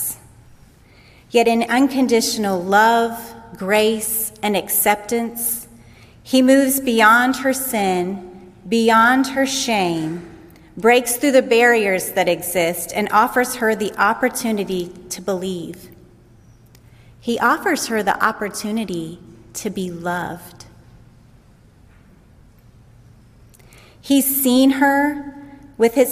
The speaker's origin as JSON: {"language": "English", "country": "United States", "said": "As an American woman"}